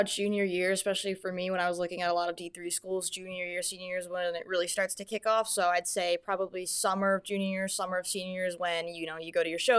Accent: Southington, Connecticut, United States; I'm from Southington, Connecticut.

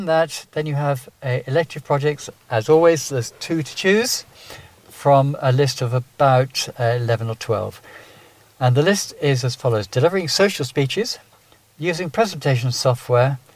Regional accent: England, United Kingdom; now in Ireland; I can't help being English

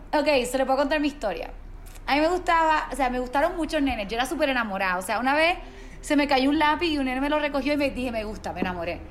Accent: Mayagüez, Puerto Rico; Mis primos viven en San Juan, que es como a dos horas y media, tres horas de Mayagüez, que es de donde soy yo

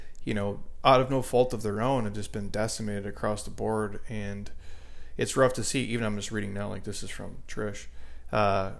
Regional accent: Midwest, United States; I grew up in the Midwest

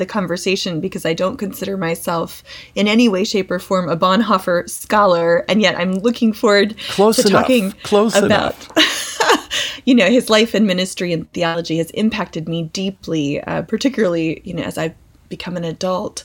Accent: Calvert County, Maryland, United States; I grew up in Calvert County, which it's not very far from DC

